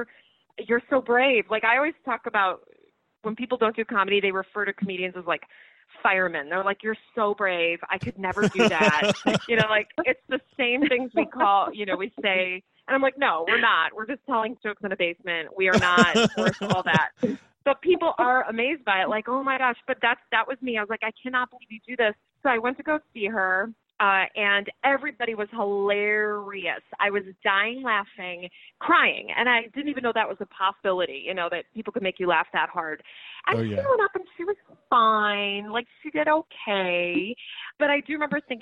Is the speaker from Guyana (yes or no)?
no; Rochester, New York, United States; moved away as an adult; also born or lived in Los Angeles; I grew up freezing cold in Rochester